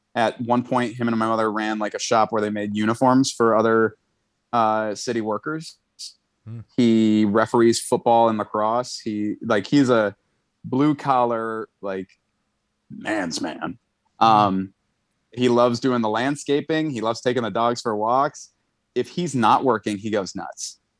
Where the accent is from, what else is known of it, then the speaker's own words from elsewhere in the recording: Buffalo, New York, United States; moved away as an adult; now in New York, United States; we're from Buffalo, so it was like a seven hour, eight hour drive.